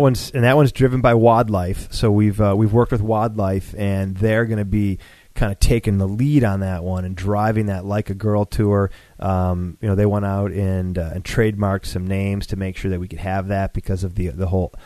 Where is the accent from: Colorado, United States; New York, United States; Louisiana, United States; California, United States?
New York, United States; Buffalo; now in Atlanta, United States; I grew up in Buffalo